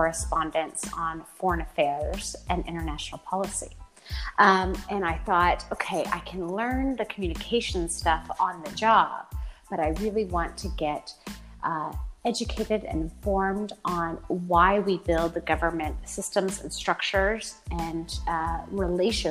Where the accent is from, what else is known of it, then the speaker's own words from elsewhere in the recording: Oklahoma, United States; moved away as an adult; also born or lived in Washington, D.C.; now in Munich, Germany; I'm originally from Oklahoma. That's where I grew up.